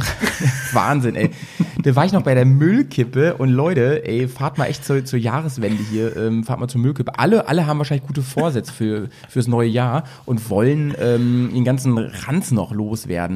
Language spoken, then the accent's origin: German; Schaumburg, Lower Saxony, Germany; now in Bremen, Germany; ich komme aus Schaumburg